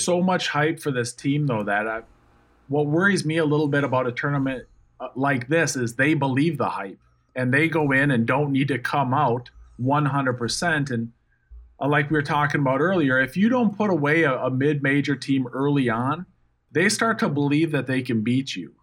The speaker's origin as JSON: {"language": "English", "region": "Minnesota", "country": "United States", "moved": "yes", "said": "I'm from Minnesota."}